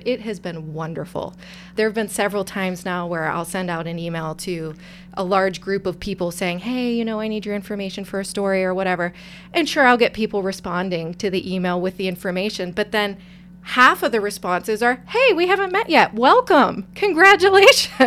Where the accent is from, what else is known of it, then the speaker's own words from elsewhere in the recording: Pittsburgh, Pennsylvania, United States; also born or lived in Erie, Pennsylvania; I am from the Pittsburgh area.